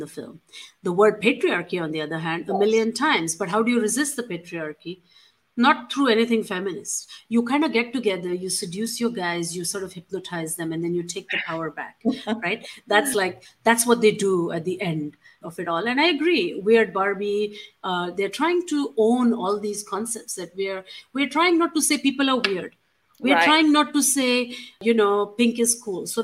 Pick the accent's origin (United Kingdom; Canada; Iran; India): India; moved away; growing up in India